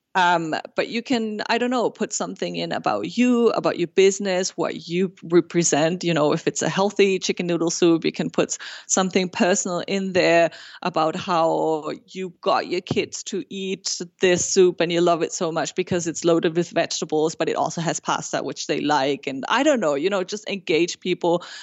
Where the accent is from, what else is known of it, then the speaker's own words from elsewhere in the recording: Germany; first language German and Spanish; English is a second language; now in Montreal, Canada; I was born and raised in Germany, but by a Peruvian mother, so I grew up bilingual with a German and Spanish